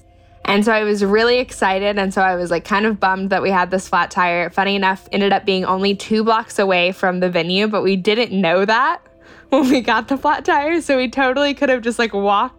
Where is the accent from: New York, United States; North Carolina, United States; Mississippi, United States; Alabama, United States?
Alabama, United States; Albertville; I'm from Albertville, Alabama